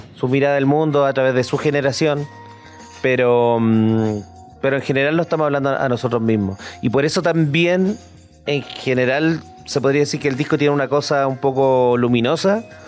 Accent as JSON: {"language": "Spanish", "town": "Concepción", "region": "Biobío", "country": "Chile", "said": "somos dos bandas de Concepción"}